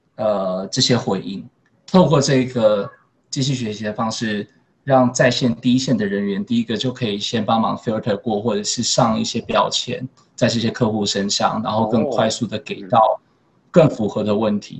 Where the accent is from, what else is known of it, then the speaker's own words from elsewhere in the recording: Taiwan; moved away as an adult; now in Singapore; 这是一个台湾人蛮独特的位置可以去发挥的